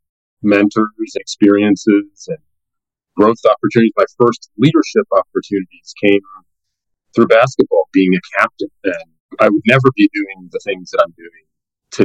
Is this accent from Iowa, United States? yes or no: no; Boston, Massachusetts, United States; moved away; I was born in the Boston area, actually born in Boston and grew up in the Boston area in the early 70s.